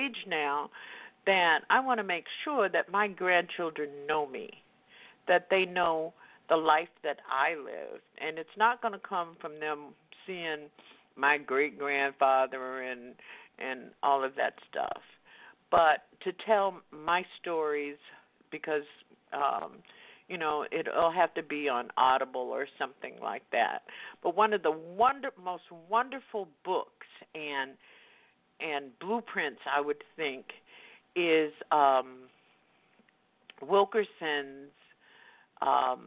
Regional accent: the South, United States; I grew up in the Jim Crow South, and until I was in the ninth grade and had to go segregate the white school

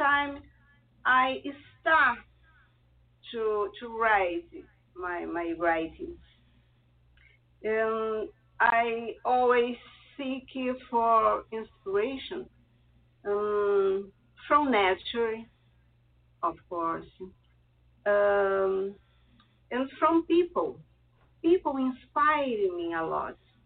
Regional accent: Rio de Janeiro, Brazil; English is a second language; also born or lived in Italy; I was born in Italy, but I'm still a kid. My parents moved along to Brazil, where I'm living and working for a long time. So I'm nowadays a Brazilian

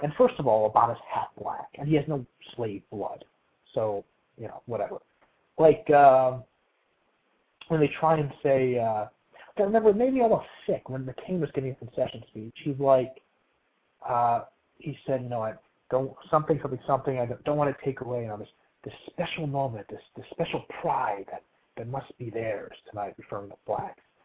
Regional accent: New Jersey, United States; I'm from New Jersey

